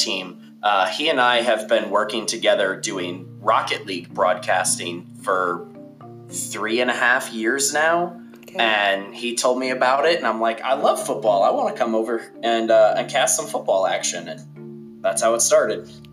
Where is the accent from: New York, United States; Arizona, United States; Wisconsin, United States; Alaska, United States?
Wisconsin, United States; moved away as an adult; now in Alabama, United States; I grew up in Wisconsin, but then I joined the military, and I've kind of been bounced around since then. I'm in Alabama now